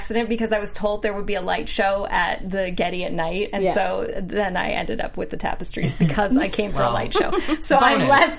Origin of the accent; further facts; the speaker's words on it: United States; I'm an American